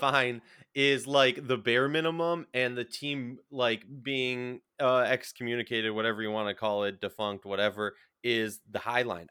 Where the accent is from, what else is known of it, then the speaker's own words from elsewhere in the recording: Minnesota, United States; I'm from Minnesota